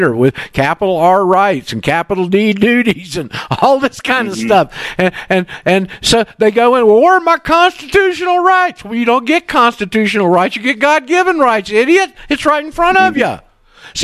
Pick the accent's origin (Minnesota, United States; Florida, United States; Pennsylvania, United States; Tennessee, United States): Florida, United States; Panama City; here I am in Panama City, my hometown